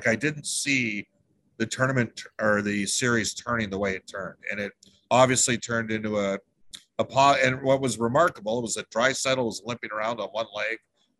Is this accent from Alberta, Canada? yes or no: yes; Edmonton, Alberta, Canada; I'm from Edmonton. I grew up watching it.